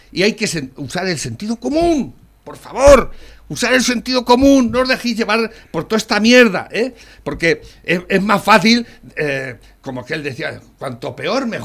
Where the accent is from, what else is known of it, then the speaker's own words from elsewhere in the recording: Spain; yo, eh, soy español y vivo aquí